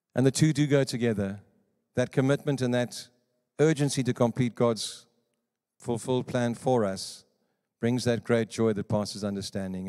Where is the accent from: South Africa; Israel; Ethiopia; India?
South Africa; moved away; also born or lived in Johannesburg / Cape Province; I come from South Africa